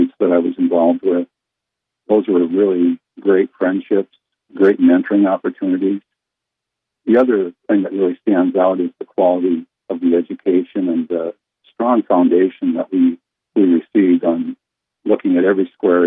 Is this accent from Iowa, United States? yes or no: yes; Northwest Iowa, United States; I grew up in Northwest Iowa